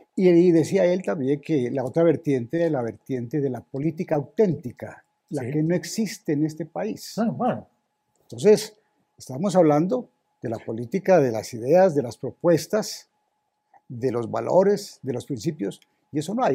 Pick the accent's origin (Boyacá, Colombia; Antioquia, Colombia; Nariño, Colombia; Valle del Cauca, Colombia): Nariño, Colombia; Samaniego; mi pueblo natal, a Samaniego